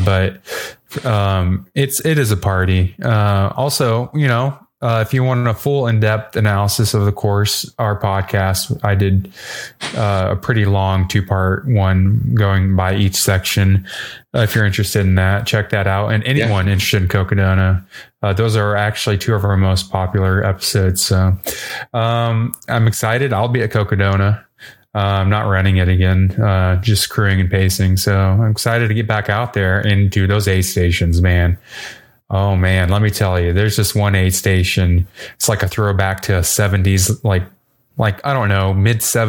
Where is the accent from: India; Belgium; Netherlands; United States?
United States; Texas; being a Texan